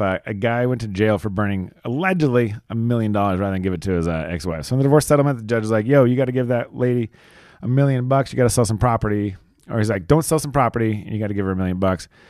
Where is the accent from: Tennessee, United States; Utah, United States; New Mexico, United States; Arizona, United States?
New Mexico, United States; my hometown, small ass New Mexico